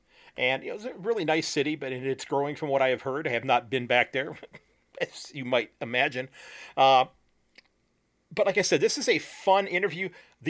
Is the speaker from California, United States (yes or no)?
no; Sandusky, Ohio, United States; from Sandusky, Ohio